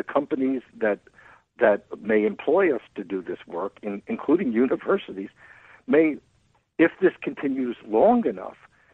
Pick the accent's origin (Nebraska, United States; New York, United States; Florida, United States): New York, United States; Long Island; where I grew up on Long Island, New York